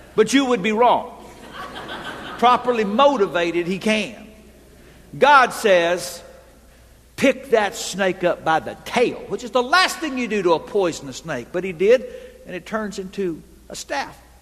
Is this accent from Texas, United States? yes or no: yes; Texas, United States; I grew up in Texas. And so, like all good Texans